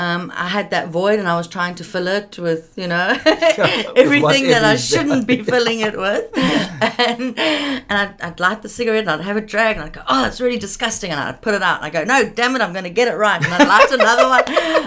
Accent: Pretoria, Gauteng, South Africa; born there; also born or lived in London / Paris; now in Cape Town, South Africa; Yeah, I was born in Pretoria.

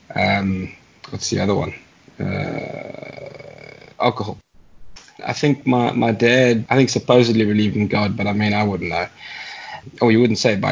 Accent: Johannesburg, Gauteng, South Africa; also born or lived in Virginia, Free State; now in Cape Town, South Africa; I'm originally from Joburg

